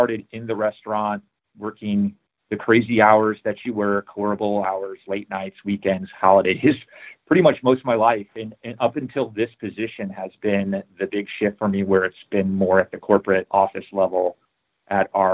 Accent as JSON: {"language": "English", "town": "Chicago", "region": "Illinois", "country": "United States", "tie": "born or raised there", "said": "I grew up in Chicago"}